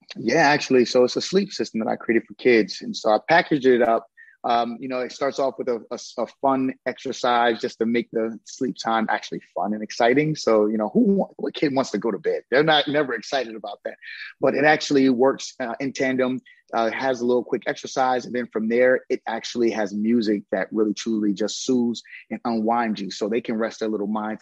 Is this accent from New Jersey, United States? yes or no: yes; New Brunswick, New Jersey, United States; I'm from New Brunswick